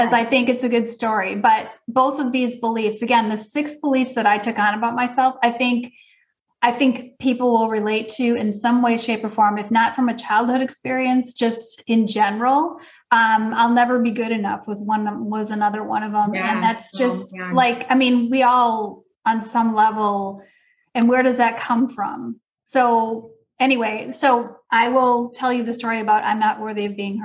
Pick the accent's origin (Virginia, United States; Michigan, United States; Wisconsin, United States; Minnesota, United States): Wisconsin, United States; suburb of Milwaukee; I grew up in Wisconsin